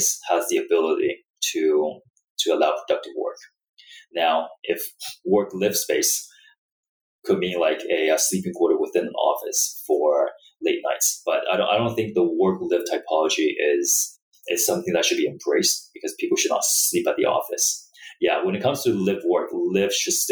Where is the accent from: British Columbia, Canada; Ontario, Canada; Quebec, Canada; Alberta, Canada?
British Columbia, Canada; Vancouver; I'm from Vancouver myself.